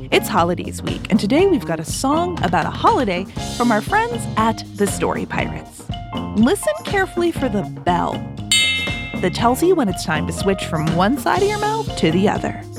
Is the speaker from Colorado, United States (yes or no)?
yes; Colorado, United States; I'm …, and I'm …, and we're from Colorado.